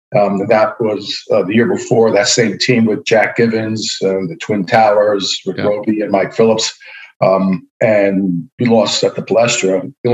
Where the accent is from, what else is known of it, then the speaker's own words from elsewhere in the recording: Spain; born there; I was born in Spain, so I had a chance to play, even though I wasn't a Spanish citizen, the chance to play there.